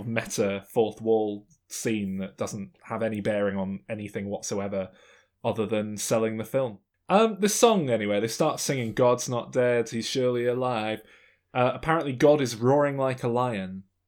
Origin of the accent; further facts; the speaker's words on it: England, United Kingdom; I'm English.